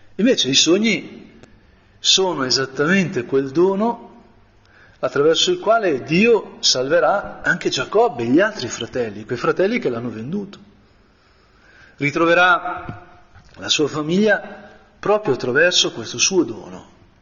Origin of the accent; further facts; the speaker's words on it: Brianza, Lombardy, Italy; da buon Brianzolo